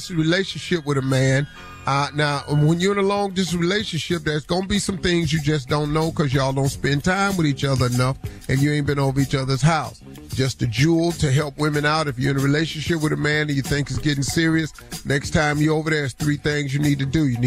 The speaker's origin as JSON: {"language": "English", "town": "Welch", "region": "West Virginia", "country": "United States", "tie": "born or raised there", "said": "I grew up in Welch, West Virginia"}